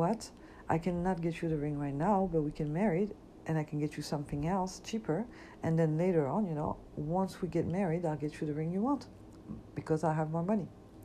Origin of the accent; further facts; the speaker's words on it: Paris, Île-de-France, France; now in United States; I grew up and I was born in Paris.